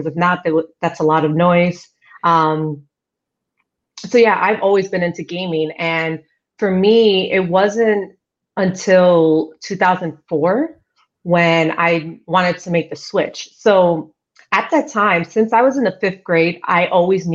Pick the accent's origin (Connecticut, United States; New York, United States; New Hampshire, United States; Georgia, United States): New York, United States; New York City; moved away as an adult; also born or lived in Ecuador (family); now in Seattle, United States; I was born in Queens, New York. I've been here in Seattle now for about the same amount of time I've been in the industry. So I'm kind of curious when I'm going to consider myself a Seattleite. Still questionable because I still consider myself a New Yorker